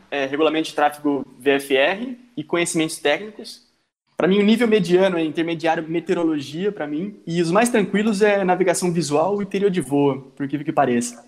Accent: Brazil; moved away as an adult; a gente vem do Brasil, de uma realidade de ensino diferente

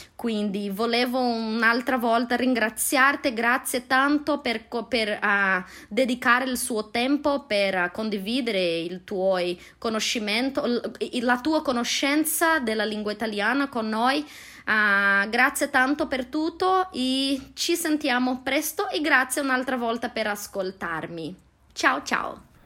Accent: Londrina, Paraná, Brazil; Italian is a second language; sono brasiliana, vengo da una città che si chiama Londrina, come la piccola Londra, uh, nel nord dello stato Paraná, nel sud di Brasile.

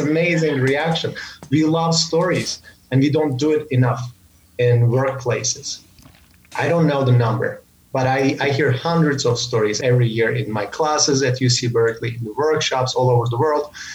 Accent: Samsun, Turkey; moved away as an adult; also born or lived in United States; my hometown in Turkey, Samsun, which is on the northern part of Turkey.

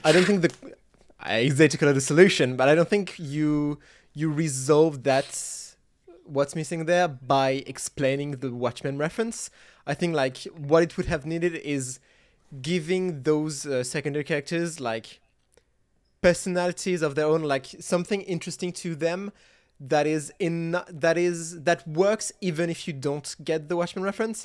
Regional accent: France; I'm, I'm French. I was raised on French and Belgian comics

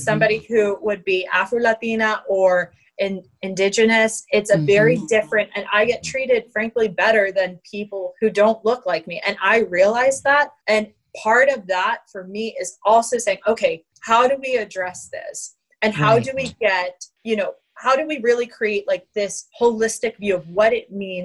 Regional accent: Dahlonega, Georgia, United States; I grew up in Dahlonega, Georgia, in a small town

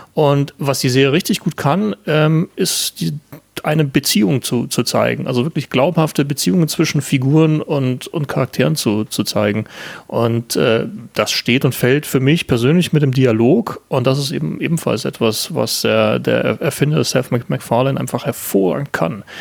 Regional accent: Landshut, Bavaria, Germany; aus dem tiefsten Niederbayern, aus Landshut oder beziehungsweise aus der Nähe von Landshut

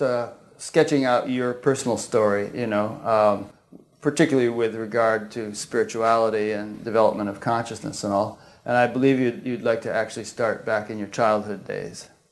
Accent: Southern Connecticut, United States; I grew up in Connecticut myself, Southern Connecticut

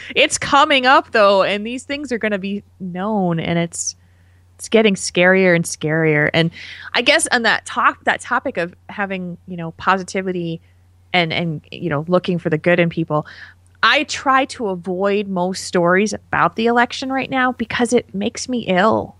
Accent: New Jersey, United States; now in Madison, Wisconsin, United States; New Jersey, which is my home state

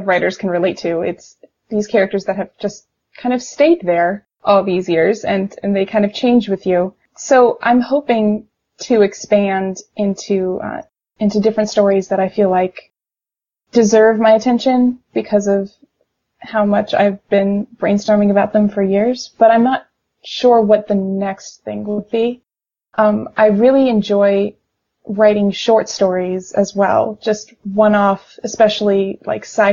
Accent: Richmond, Virginia, United States; my hometown is in Richmond, Virginia

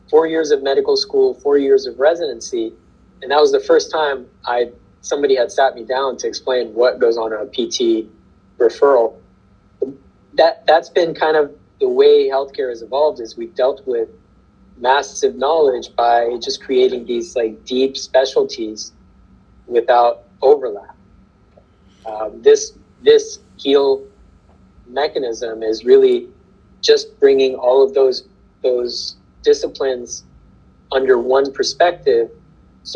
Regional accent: Kentucky, United States; I grew up in Kentucky

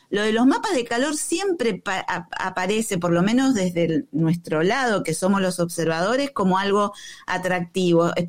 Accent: Argentina; Bueno, yo soy argentino también.

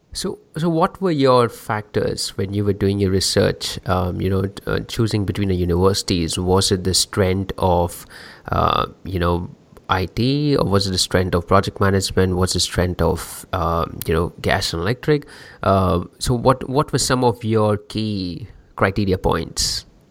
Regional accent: India; I'm from India

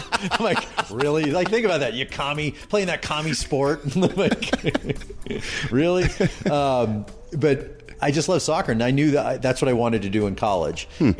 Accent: Dallas, Texas, United States; Dallas, Texas

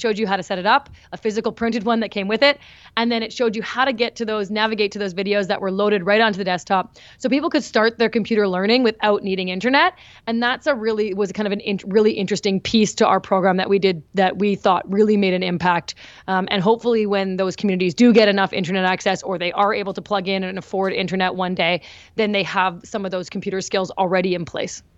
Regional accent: Winnipeg, Manitoba, Canada; my hometown

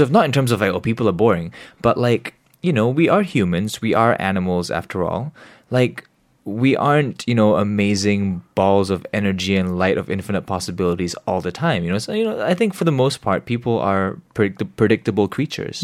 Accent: Singapore; growing up here

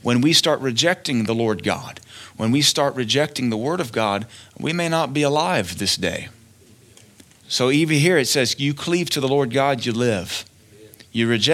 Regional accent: United States; we as American Christians

